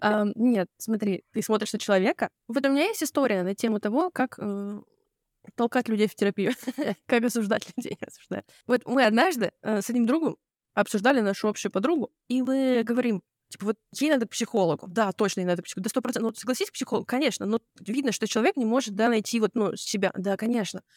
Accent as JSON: {"language": "Russian", "area": "near Novosibirsk", "region": "Novosibirsk Oblast", "country": "Russia", "tie": "born or raised there", "said": "я родилась э, в под Новосибирском"}